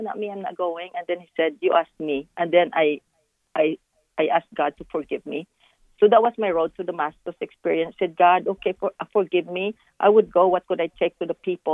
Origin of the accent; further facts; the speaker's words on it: Philippines; now in Dallas, United States; when I was growing up in the Philippines, my mother used to feed the homeless in our kitchen